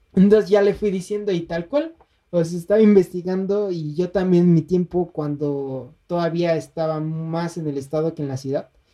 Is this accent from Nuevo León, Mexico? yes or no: no; State of Mexico, Mexico; los dos somos mexiquenses